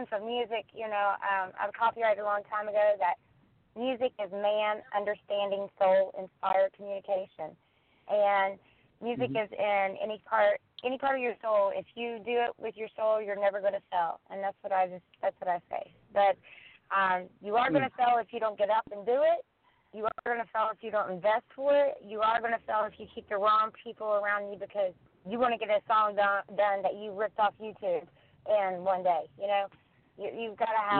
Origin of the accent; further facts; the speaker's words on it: West Virginia, United States; now in Los Angeles, United States; I'm originally from West Virginia. I moved here.